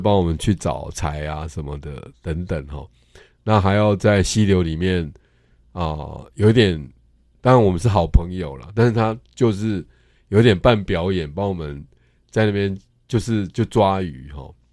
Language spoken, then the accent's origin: Chinese; Tainan, Taiwan; also born or lived in Chiayi; 其实我从小在台南长大